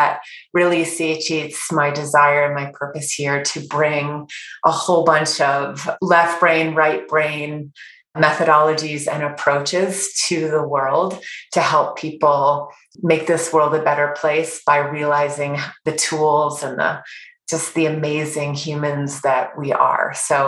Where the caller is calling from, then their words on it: Park City, Utah, United States; I'm calling in from Park City, Utah, from our retreat center, Heart Space, which is right at the base of the beautiful mountains.